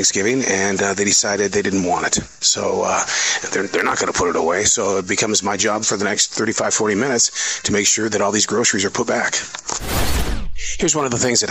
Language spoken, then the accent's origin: English; Montana, United States; I grew up on Spam. Yeah, we were a poor family from Montana.